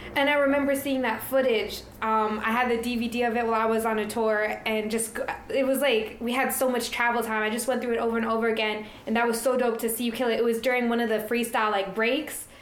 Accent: New York, United States; I grew up in New York

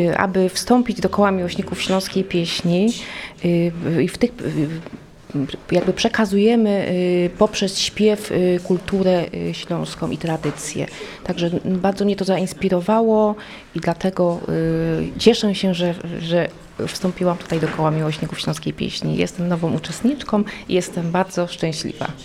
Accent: Silesian Voivodeship, Poland; Ja jestem y, z domu, że tak powiem, ślązaczką, z dziada pradziada

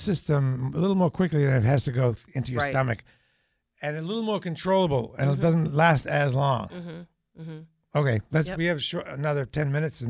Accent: New Hampshire, United States; I'm from New Hampshire.

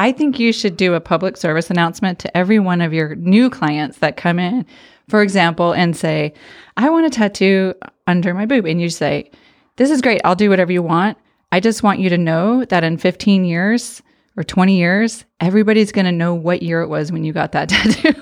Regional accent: Arizona, United States; moved away; I grew up in Arizona, so we had pools in every

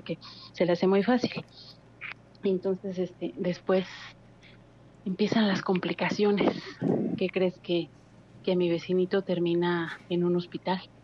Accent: Mexico City, Mexico; now in Hidalgo, Mexico; Soy de la Ciudad de México, pero resido en Hidalgo

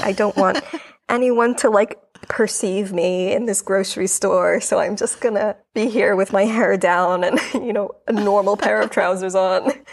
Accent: New York, United States; moved away as an adult; now in London, United Kingdom; I'm originally from New York. New York is my home, but I am in London currently

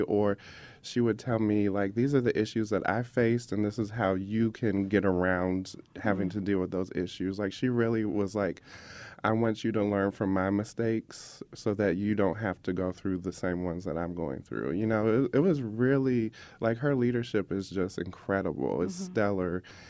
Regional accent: Indianapolis, Indiana, United States; So I was born and raised here in Indianapolis on West 38th Street. So when I grew up on West 38th Street, like right before you get to the highway, it was very much a different place than what you recognize today. It was very much a black and white working

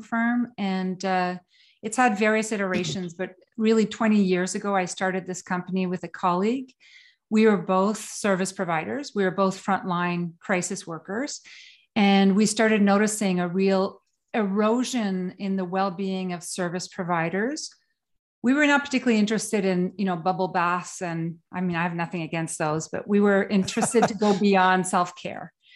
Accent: northern Quebec, Canada; also born or lived in Sweden / New York City / England; now in Kingston, Canada; I was born in northern Quebec

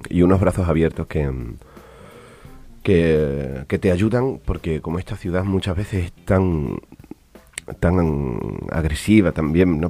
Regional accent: Almendralejo, Extremadura, Spain; also born or lived in Badajoz; yo vengo de, España, de, de, Badajoz. Bueno, nací en Almendralejo, una ciudad pequeñita

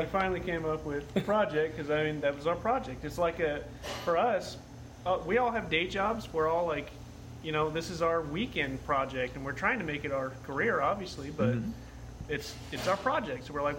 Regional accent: Cave Creek, Arizona, United States; Devin and I grew up together. We childhood friends, and we grew up around the Black Mountain area. So like Cape Creek

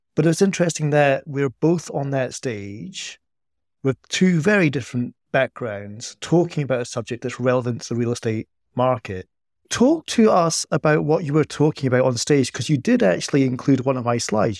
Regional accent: Scotland, United Kingdom; accent: Scottish; my Scottish accent

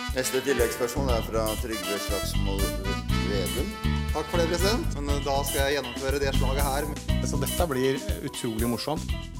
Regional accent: Bergen, Vestland, Norway; Jeg er jo også fra Bergen, fra Fyllingsdalen

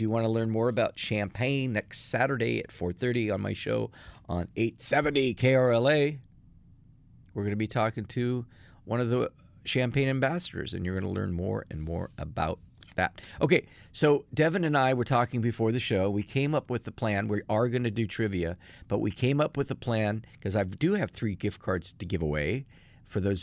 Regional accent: Athens, Attica, Greece; now in Los Angeles, United States; I was born in Athens, Greece in the late 60s

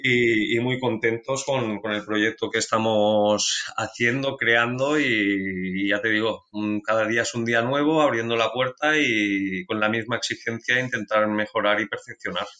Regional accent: Barcelona, Catalonia, Spain; yo nací aquí en Barcelona

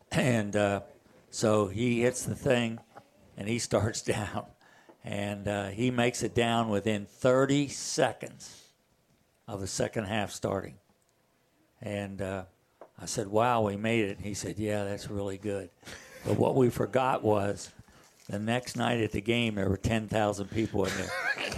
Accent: Morgantown, West Virginia, United States; growing up in Morgantown

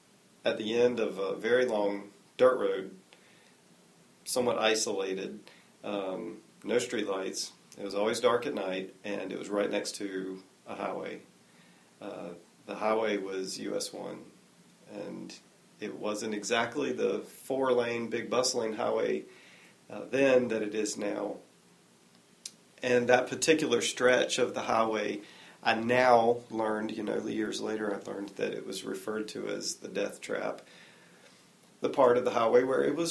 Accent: Apex, North Carolina, United States; also born or lived in Cary, North Carolina; now in Raleigh, United States; I started growing up in Cary. When I was 10, we moved to Apex, and I now live in Raleigh.

